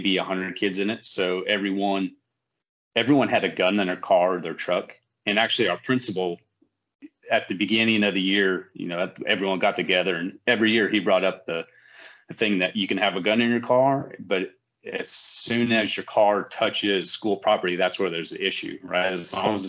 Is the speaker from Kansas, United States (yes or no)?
yes; Western Kansas, United States; moved away as an adult; now in North Carolina, United States; I grew up in Western Kansas.